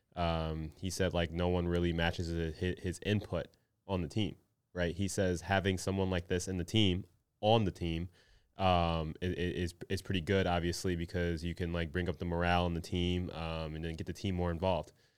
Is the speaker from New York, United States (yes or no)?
no; Minnesota, United States; a Minnesotan